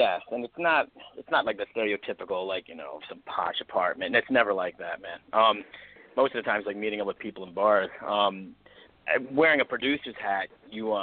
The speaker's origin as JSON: {"language": "English", "region": "East Coast", "country": "United States", "moved": "yes", "lives_now": "Los Angeles, United States", "said": "I'm from the East Coast"}